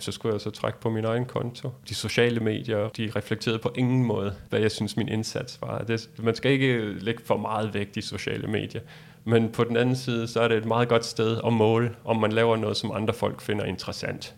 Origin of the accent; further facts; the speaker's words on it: Denmark; vi er fra Danmark